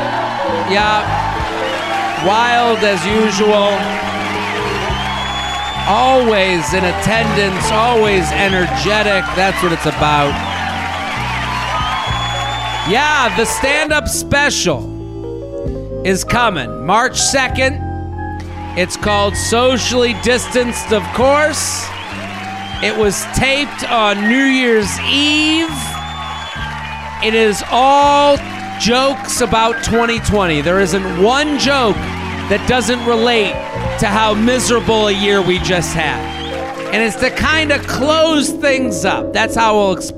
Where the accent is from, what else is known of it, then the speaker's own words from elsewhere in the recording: New England, United States; As a New England native, yeah. I know the snow cycle